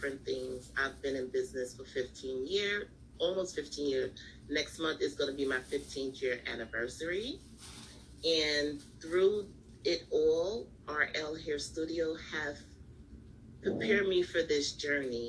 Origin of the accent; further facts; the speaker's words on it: New York, United States; I'm from New York. I live in New York.